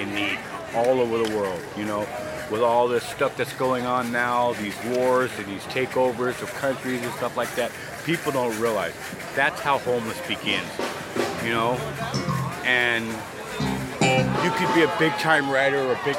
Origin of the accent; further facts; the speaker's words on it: San Diego, California, United States; I'm actually from San Diego